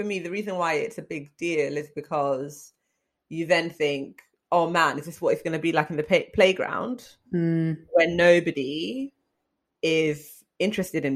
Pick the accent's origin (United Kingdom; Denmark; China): United Kingdom; I'm British.